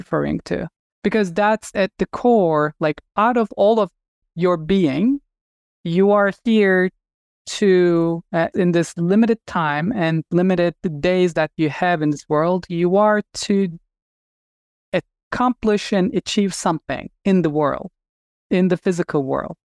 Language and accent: English; Turkey; moved away as an adult; I'm originally from Turkey and I grew up wanting to be a surgeon. And, uh, I finished medical school in Turkey